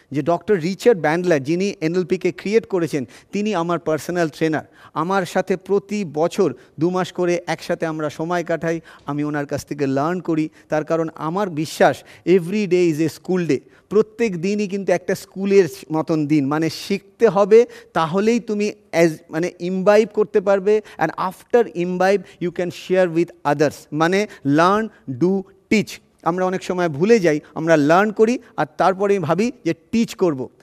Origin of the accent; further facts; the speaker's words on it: Kanchrapara, West Bengal, India; also born or lived in Chinsurah, West Bengal; আমি ছোটোবেলায় কাঁচরাপাড়ায় বড় হয়েছি এবং তারপরে চুচুড়াতে বড় হয়েছে